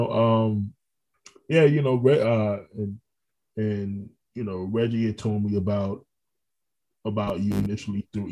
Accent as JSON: {"language": "English", "town": "Orlando", "region": "Florida", "country": "United States", "tie": "born or raised there", "also_born_or_lived": "Brooklyn, New York", "said": "I'm natively from Brooklyn, but like I lived there for about 7 years. But I mean, Orlando's home for me."}